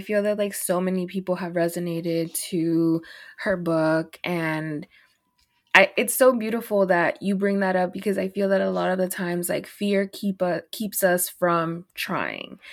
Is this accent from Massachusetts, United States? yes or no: no; Dallas, Texas, United States; also born or lived in Los Angeles; I'm from Dallas